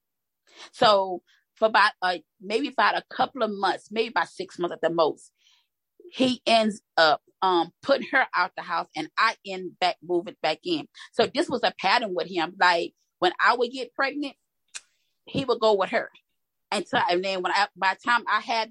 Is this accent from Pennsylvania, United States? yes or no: no; Louisiana, United States; moved away as an adult; now in Texas, United States; I am originally from Louisiana, but I reside in Texas.